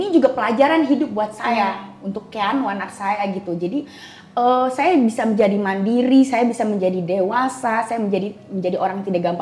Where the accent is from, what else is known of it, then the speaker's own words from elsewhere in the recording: Jakarta, Indonesia; di Jakarta, saya lahir di Jakarta, oh, okay. SD